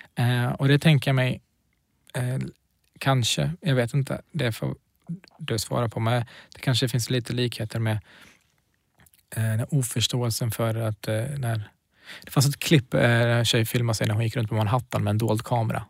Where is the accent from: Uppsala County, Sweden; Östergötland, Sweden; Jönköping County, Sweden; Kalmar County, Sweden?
Uppsala County, Sweden; Knivsta; also born or lived in Kurdistan; antingen säger jag Knivsta eller så säger jag Kurdistan